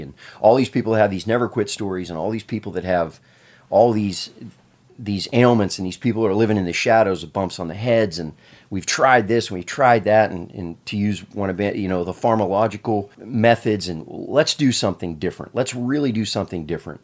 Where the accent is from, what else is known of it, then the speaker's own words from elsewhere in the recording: Pennsylvania, United States; I, I, I grew up in Pennsylvania